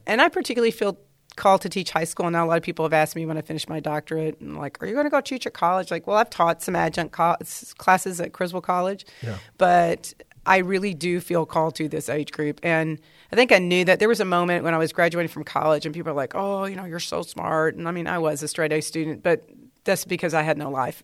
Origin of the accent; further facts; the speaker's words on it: Dallas, Texas, United States; I grew up in Dallas.